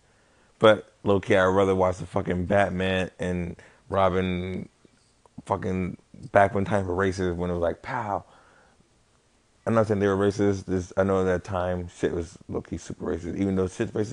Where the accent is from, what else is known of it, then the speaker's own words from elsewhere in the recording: Las Vegas, Nevada, United States; I'm probably from Vegas. I've been here my life